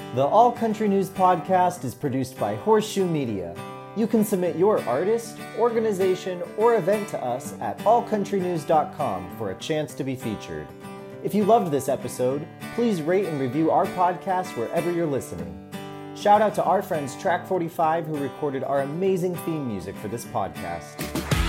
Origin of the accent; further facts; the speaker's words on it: Knoxville, Tennessee, United States; I'm from Knoxville